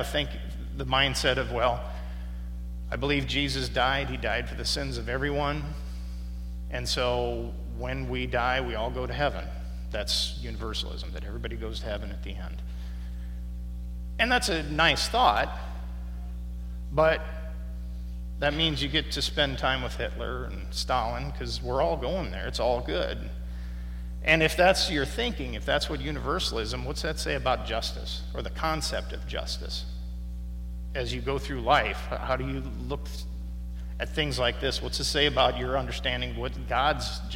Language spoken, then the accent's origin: English; Midwest, United States; as a Midwesterner